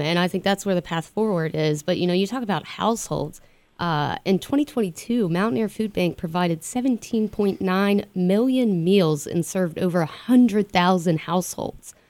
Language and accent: English; West Virginia, United States; being in West Virginia and being Appalachian is that resiliency